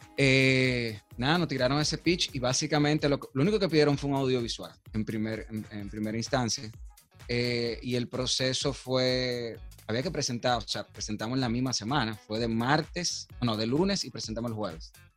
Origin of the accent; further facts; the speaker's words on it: Dominican Republic; somos nosotros a veces como dominicanos